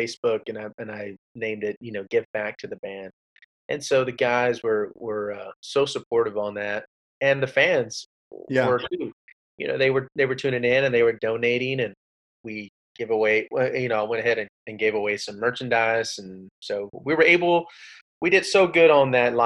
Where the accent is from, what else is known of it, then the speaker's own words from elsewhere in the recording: Rio Grande Valley, Texas, United States; also born or lived in Austin, Texas; I was born in Austin, Texas, raised in the Rio Grande Valley